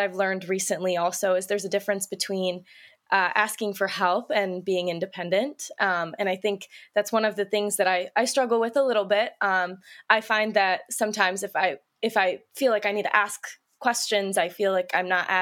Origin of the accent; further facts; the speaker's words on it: Northern Illinois, United States; I am also born and raised in Northern Illinois